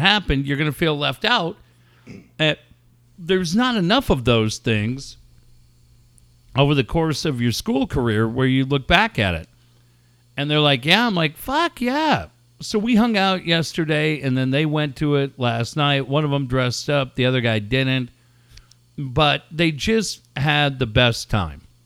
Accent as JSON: {"language": "English", "town": "Encinitas", "region": "California", "country": "United States", "tie": "born or raised there", "said": "Encinitas and Cardiff is a really small, tight-knit community. And my hometown is brokenhearted tonight."}